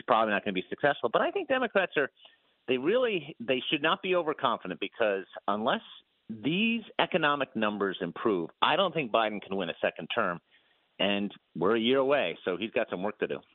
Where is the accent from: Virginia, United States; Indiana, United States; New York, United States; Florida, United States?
Virginia, United States; in my home state of Virginia, outside of Washington